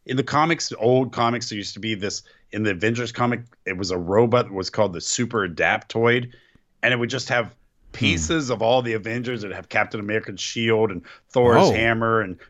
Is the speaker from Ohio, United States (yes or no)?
yes; Ohio, United States; I'm from Ohio.